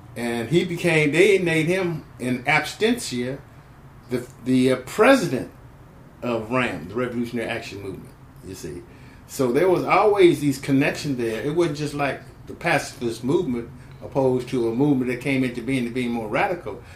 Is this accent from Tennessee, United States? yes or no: no; San Francisco, California, United States; also born or lived in Grand Rapids, Michigan, United States; I came to the Bay Area as a young person, a kid, uh, when I was in 1951, about 1951. Uh, um, about seven, eight, going on eight years of age